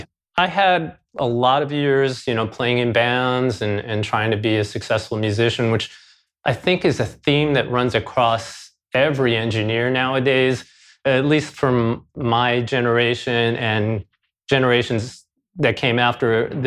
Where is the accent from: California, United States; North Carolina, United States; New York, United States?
New York, United States; New York City; I grew up in Queens, New York City. Beautiful, diverse Queens.